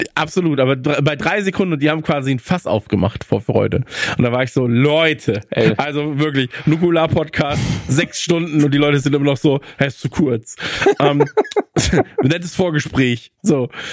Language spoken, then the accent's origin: German; North Rhine-Westphalia, Germany; now in Bavaria, Germany; bei uns in Nordrhein-Westfalen